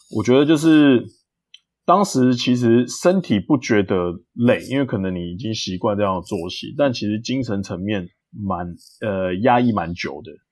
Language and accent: Chinese; Taiwan; 我其实就是从小就在台湾长大